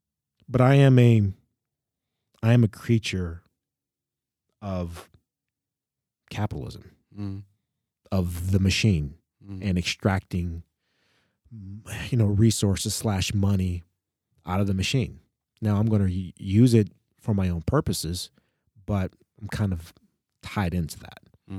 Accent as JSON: {"language": "English", "country": "United States", "tie": "born or raised there", "said": "That actually sort of burst my bubble growing up in the United States about what racism is"}